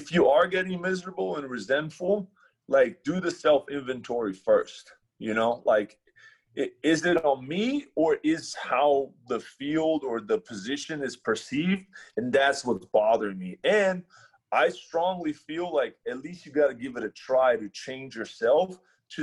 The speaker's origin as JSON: {"language": "English", "country": "Brazil", "moved": "yes", "lives_now": "United States", "said": "we're from Brazil"}